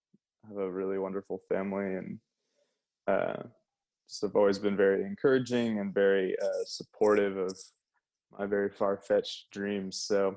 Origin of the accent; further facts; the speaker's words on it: Michigan, United States; also born or lived in San Antonio, Texas; So I actually wasn't born in Michigan. I was born in San Antonio, actually.